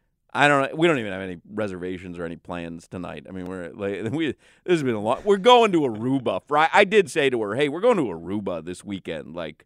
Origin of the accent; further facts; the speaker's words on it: Highland Park, Illinois, United States; In the … household, growing up in Highland Park, Illinois, I mean, if dinner wasn't on the table by 6:30, we were like, what is going on here, Sandra?